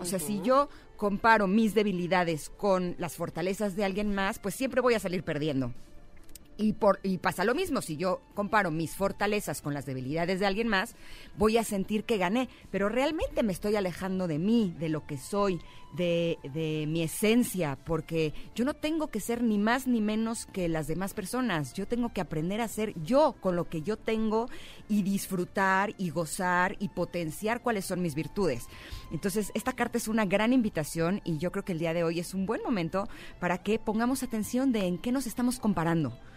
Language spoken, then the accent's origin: Spanish; Mexico; soy mexicana